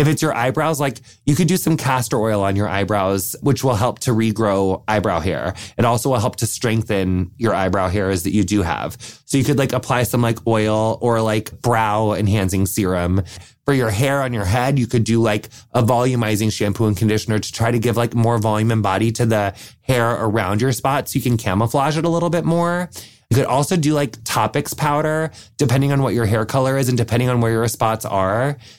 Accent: Wisconsin, United States; I'm from Wisconsin, and I have a question that I'd like to submit for the Q&A call.

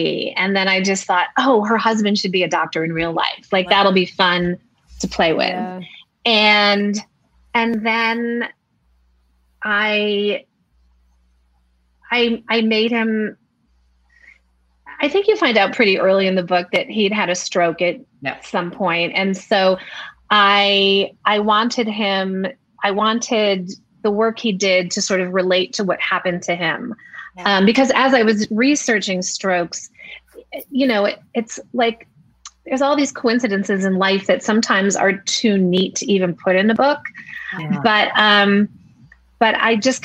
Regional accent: Rochester, New York, United States; I grew up in Rochester, New York

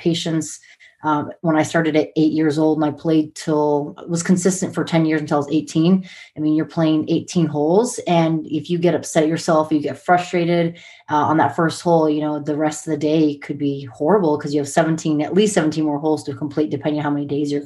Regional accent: Montana, United States; also born or lived in San Diego, California / Hawaii; growing up in Montana, my sisters

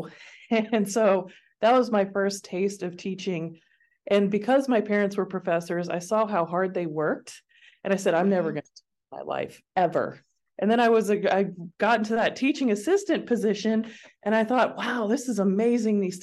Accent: Jackson, Tennessee, United States; moved away as an adult; also born or lived in Knoxville, Tennessee; now in Seattle, United States; I grew up in a small city in Tennessee called Jackson

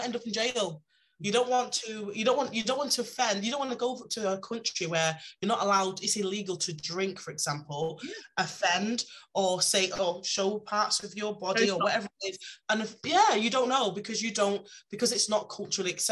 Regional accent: Manchester, North West England, United Kingdom; I'm from Manchester

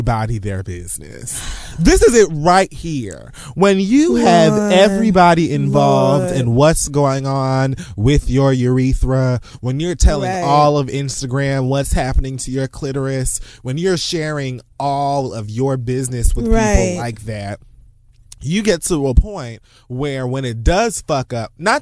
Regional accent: Jamaica; I'm fucking Jamaican

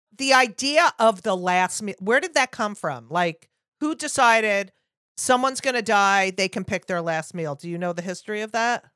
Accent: New Jersey, United States; I grew up in New Jersey

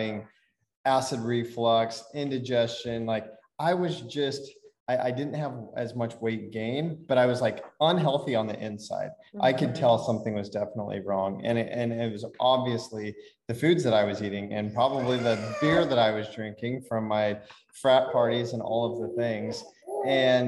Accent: Nebraska, United States; moved away; we're from Nebraska. We're in Nebraska.

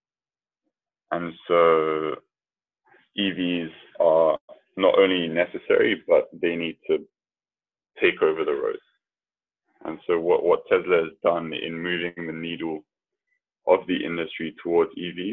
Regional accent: London, United Kingdom; I was born and raised in London

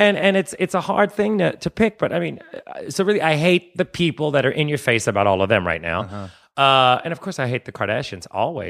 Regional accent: New Orleans, Louisiana, United States; Because I'm from New Orleans. We have tombs everywhere.

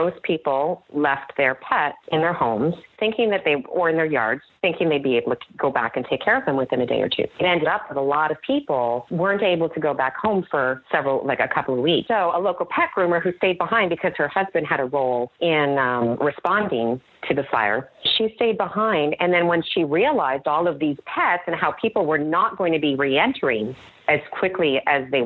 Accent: Canada; moved away as an adult; now in United States; I am technically Canadian, even though I spent most of my time in the U.S. the last several years

